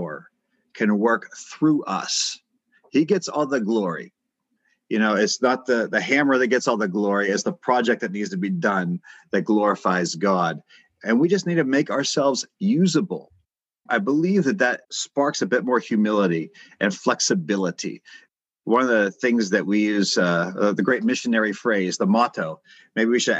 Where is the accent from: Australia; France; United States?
United States; I'm from America